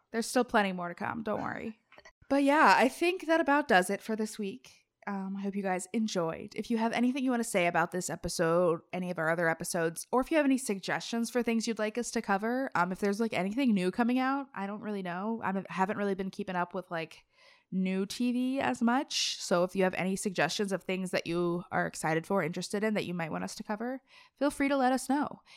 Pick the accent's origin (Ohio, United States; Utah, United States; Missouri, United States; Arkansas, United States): Ohio, United States; Cincinnati; I'm from Cincinnati, Appalachia area